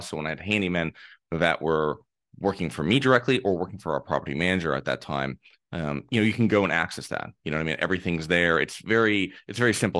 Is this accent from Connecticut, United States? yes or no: yes; Connecticut, United States; I'm from Connecticut, and this is from a small town. I lived in a small town